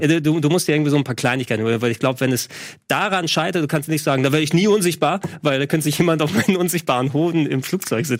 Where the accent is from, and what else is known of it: Greece; moved away